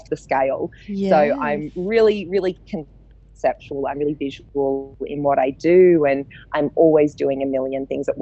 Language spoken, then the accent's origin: English; Sydney, New South Wales, Australia; moved away as an adult; now in Melbourne, Australia; I am a Sydney girl. I grew up in Manly, so a beachside town on Sydney's northern beaches.